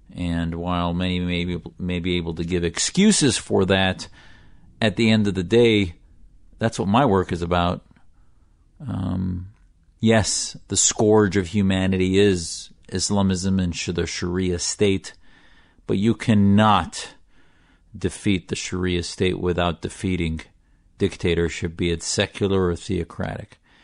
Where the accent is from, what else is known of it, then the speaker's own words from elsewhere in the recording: United States; As an American whose family fled Syria for political asylum here